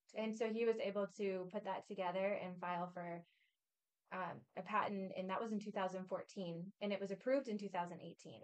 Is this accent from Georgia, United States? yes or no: no; Peoria, Illinois, United States; we're both from the Peoria area